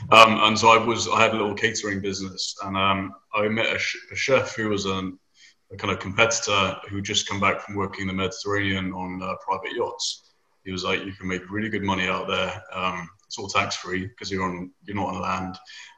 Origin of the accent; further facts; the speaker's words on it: United Kingdom; moved away as an adult; now in Houston, United States; so I live in Houston. I've been here for 7 years. Originally came over from the UK, as you can tell by my weird accent. We say things funny.